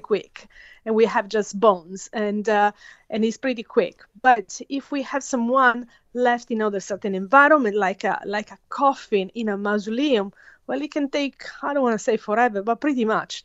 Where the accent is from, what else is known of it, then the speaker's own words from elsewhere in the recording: Italy; moved away as an adult; now in Australia; I was born and raised in Italy